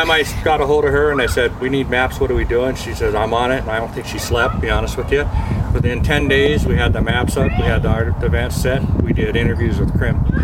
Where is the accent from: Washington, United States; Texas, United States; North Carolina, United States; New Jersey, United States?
Washington, United States; Spokane; also born or lived in Alaska / Oregon; I, I'm, I'm from Spokane. I was born and raised here. Lived in Alaska and Oregon